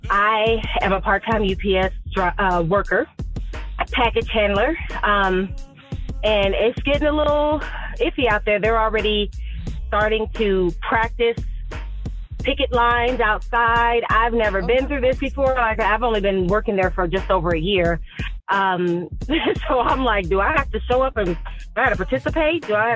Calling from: Ohio, United States; I am calling from Ohio.

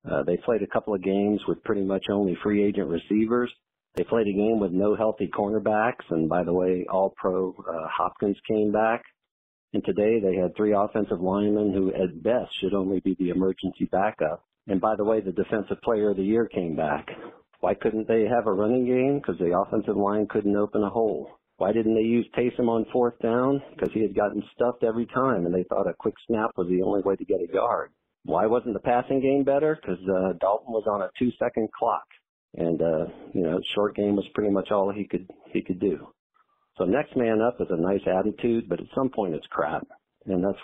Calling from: Munich, Bavaria, Germany; English is a second language; I'm calling from Munich.

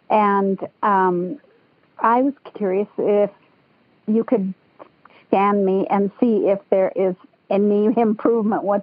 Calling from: Washington, United States; I'm calling from Washington State, out by Mount Rainier.

